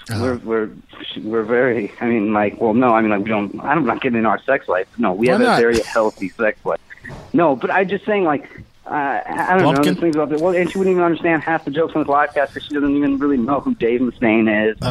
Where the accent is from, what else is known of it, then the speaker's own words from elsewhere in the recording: India; I'm Indian. I'm not Middle Eastern.